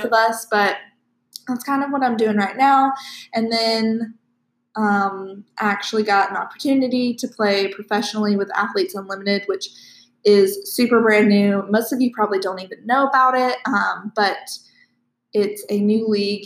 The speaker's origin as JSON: {"language": "English", "town": "Live Oak", "region": "Florida", "country": "United States", "tie": "born or raised there", "said": "I am also from Live Oak."}